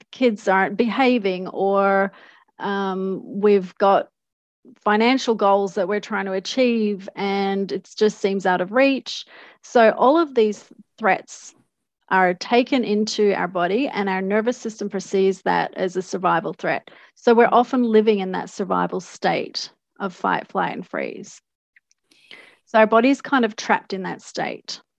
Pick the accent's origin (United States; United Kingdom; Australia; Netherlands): Australia; also born or lived in Canada; So, um, I was born in Australia to Canadian parents, and we went back and forth a couple of times.